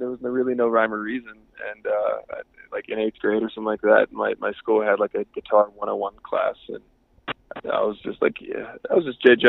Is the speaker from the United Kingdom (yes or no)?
no; Pittsburgh, Pennsylvania, United States; moved away as an adult; Born and raised in Pittsburgh, PA